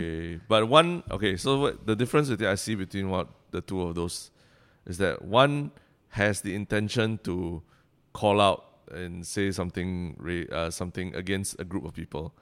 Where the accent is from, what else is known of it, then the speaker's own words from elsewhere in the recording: Singapore; Singaporeans, the way we speak has evolved